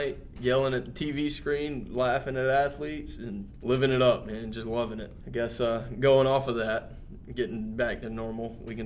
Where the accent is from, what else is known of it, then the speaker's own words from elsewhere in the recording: Wanchese, North Carolina, United States; also born or lived in Manteo; Born and raised in Wanchese, but always went to Manio elementary, middle, and high school